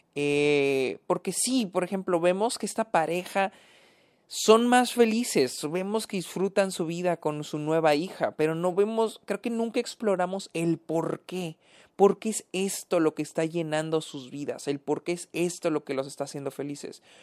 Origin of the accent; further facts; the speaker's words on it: Mexico; yo que soy de México